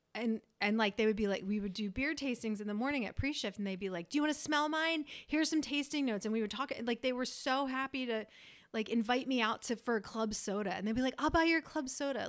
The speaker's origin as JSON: {"language": "English", "region": "Northeast", "country": "United States", "moved": "yes", "said": "we're from the Northeast"}